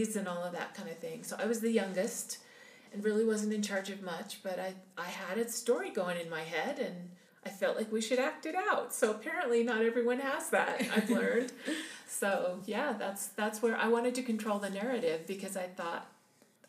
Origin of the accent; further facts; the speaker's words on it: Salt Lake City, Utah, United States; I grew up in Salt Lake City, Utah, at the foot of Mount Olympus